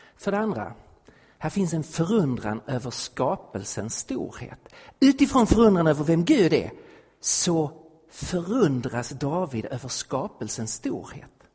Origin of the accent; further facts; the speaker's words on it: Sweden; also born or lived in Stockholm; som svensk